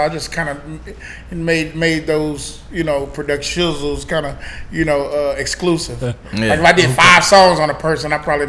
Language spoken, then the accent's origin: English; Memphis, Tennessee, United States; me partially growing up in Memphis